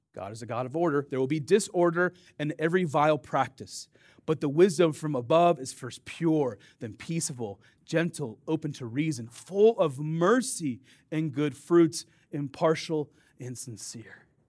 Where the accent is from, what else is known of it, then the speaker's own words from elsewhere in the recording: Dubuque, Iowa, United States; I grew up on the Mississippi River, right? Dubuque, Iowa.